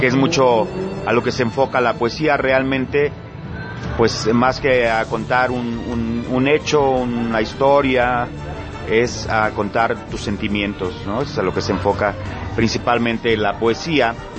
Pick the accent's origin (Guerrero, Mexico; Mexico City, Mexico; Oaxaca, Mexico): Guerrero, Mexico; Acapulco; accent: costeño